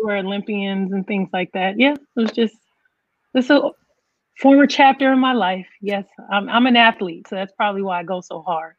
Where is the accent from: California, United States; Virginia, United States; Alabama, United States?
California, United States; Oakland; It brought me back to growing up in Oakland and the slang and everything.